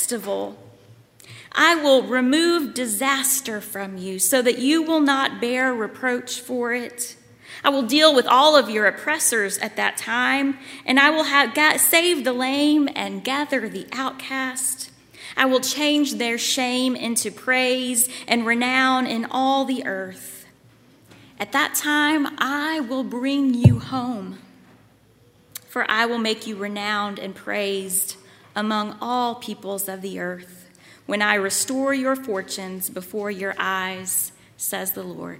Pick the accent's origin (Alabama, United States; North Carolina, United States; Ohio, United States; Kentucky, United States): Kentucky, United States; Lawrenceburg; moved away as an adult; also born or lived in Waco, Texas; now in Louisville, United States; I grew up in Lawrenceburg, but now my parents live in Richmond, Kentucky